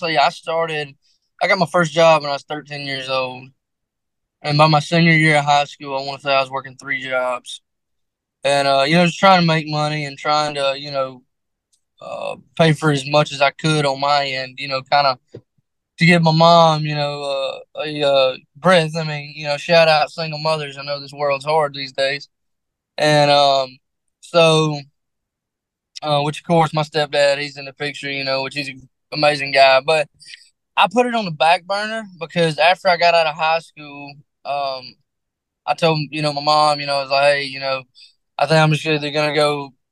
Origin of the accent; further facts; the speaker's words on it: Mississippi, United States; I'm from small town Mississippi